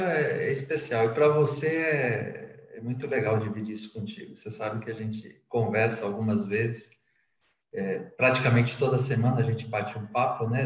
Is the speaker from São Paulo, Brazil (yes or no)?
yes; São Paulo, Brazil; moved away as an adult; also born or lived in Northeast Brazil / Angola; Eu sou de São Paulo, mas na verdade a, a profissão comercial, a profissão de marketing me levou a morar em vários lugares